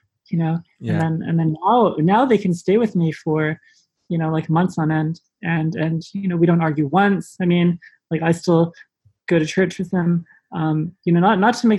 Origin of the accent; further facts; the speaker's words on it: Richmond Hill, Ontario, Canada; moved away as an adult; also born or lived in Auckland, New Zealand; growing up in Richmond Hill